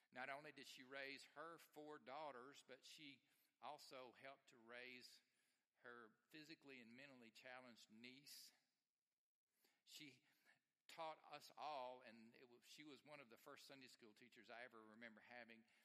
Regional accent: Alabama, United States; I grew up in Alabama

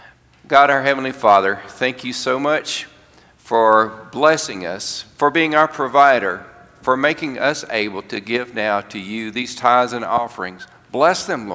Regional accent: Alabama, United States; I'm from Alabama

